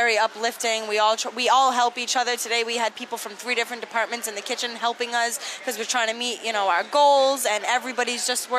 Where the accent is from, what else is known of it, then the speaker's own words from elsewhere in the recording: Westport, Massachusetts, United States; now in Tiverton, United States; I am from Westport, Massachusetts.